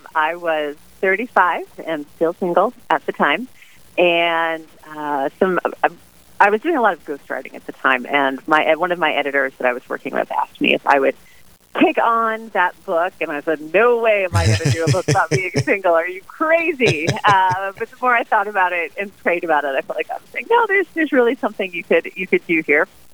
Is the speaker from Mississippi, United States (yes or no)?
no; Illinois, United States; moved away as an adult; also born or lived in Washington, D.C. / Steubenville, Ohio; now in Pittsburgh, United States; I grew up in Illinois, went off to college to study political science